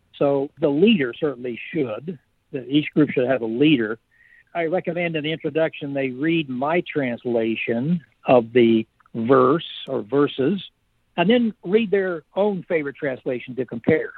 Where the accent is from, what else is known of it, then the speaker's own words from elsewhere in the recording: United States; I am a patriot. I'm not uh, anti American. I am an American